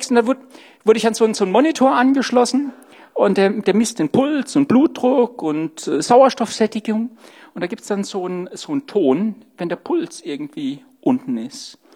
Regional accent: Stuttgart, Baden-Württemberg, Germany; born there; now in Saarland, Germany; oh, ich bin in Sturgut geboren, ja. Das hört man Gott sei Dank nicht mehr.

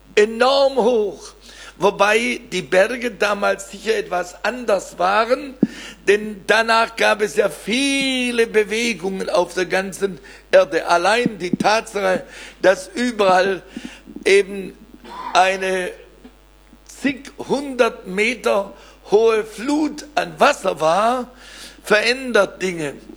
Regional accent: Weiler, Baden-Württemberg, Germany; aus meinem Heimatdorf Weiler bei Blaubeuren

